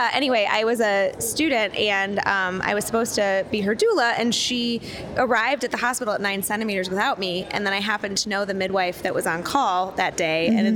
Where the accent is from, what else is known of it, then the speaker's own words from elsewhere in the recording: Ann Arbor, Michigan, United States; moved away as an adult; now in Chicago, United States; I grew up in Ann Arbor